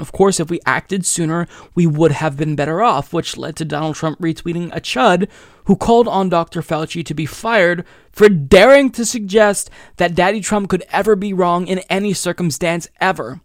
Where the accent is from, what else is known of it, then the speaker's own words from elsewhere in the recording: United States; as an American